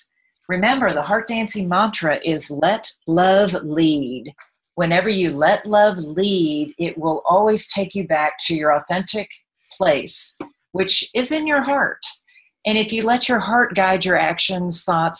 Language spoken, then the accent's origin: English; Texas, United States; I am from Texas. I don't know if you can hear that in my accent